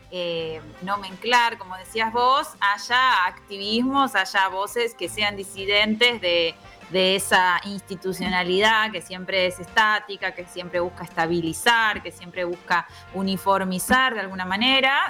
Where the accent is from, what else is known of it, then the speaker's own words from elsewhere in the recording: Argentina; somos todos argentinos